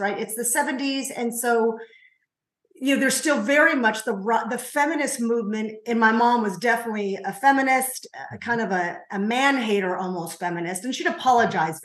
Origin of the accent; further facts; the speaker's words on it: Covina, California, United States; I grew up in a city called Covina. It's about 20 miles, is that correct? Of east